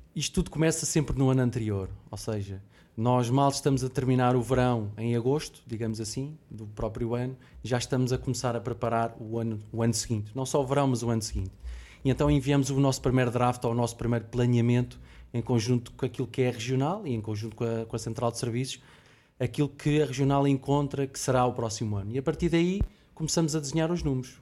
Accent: Lisbon, Portugal; moro em Lisboa, sou de Lisboa

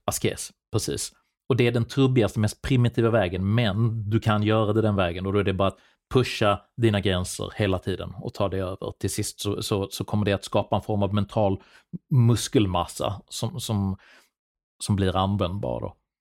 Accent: Sweden; min uppväxt i Sverige

